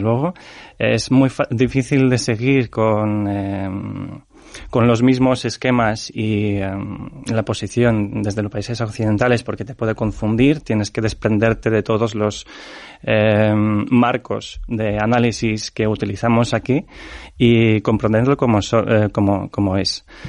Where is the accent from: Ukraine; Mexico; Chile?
Ukraine; Ternopil, Ternopil Oblast; Spanish is a second language; now in Spain; Mi abuela está en Ternopil, en mi ciudad natal